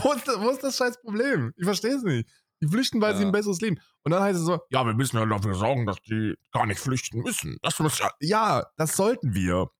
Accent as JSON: {"language": "German", "country": "Germany", "said": "was uns dann als Deutsche hervorstechen lässt?"}